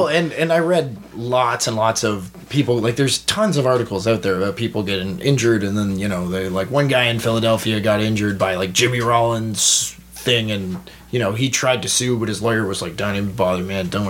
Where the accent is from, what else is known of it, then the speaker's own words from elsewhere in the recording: Toronto, Ontario, Canada; we're from Toronto